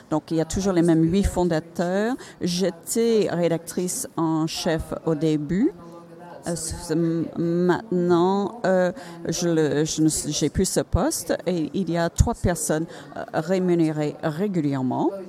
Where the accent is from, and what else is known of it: Finland